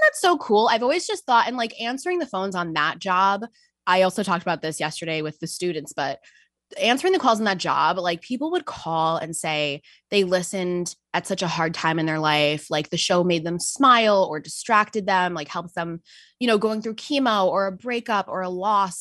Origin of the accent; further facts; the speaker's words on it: Westchester County, New York, United States; I am actually from New York. I am from Westchester County